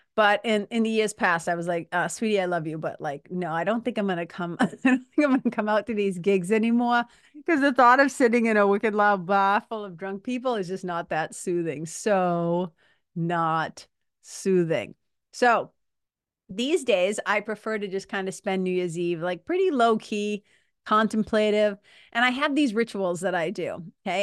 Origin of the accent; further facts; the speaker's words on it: Lawrence, Massachusetts, United States; also born or lived in Boston, Massachusetts; I grew up in Lawrence, Mass-, Lawrence, Massachusetts. I also grew up in Boston, Mass